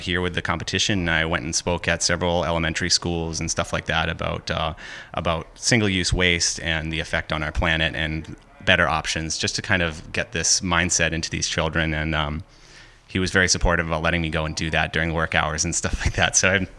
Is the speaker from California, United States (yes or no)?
no; Hampton Falls, New Hampshire, United States; I'm from Hampton Falls, New Hampshire.